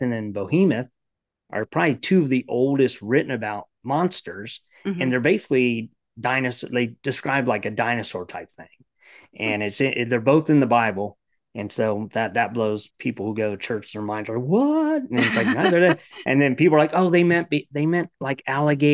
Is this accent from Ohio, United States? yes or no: yes; Ohio, United States; moved away as an adult; also born or lived in Florida; now in Maryland, United States; I grew up in Ohio